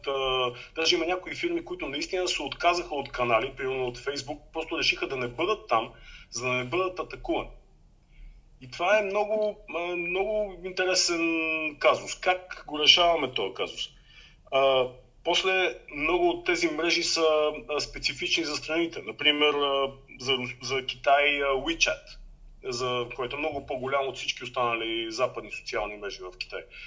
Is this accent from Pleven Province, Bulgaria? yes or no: no; Blagoevgrad, Blagoevgrad Province, Bulgaria; moved away as an adult; also born or lived in Sofia, Bulgaria; now in Austria; в моя роден град, в Благоевград